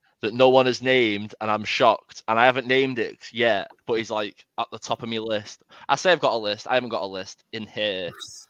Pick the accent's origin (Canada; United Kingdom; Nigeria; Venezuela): United Kingdom; England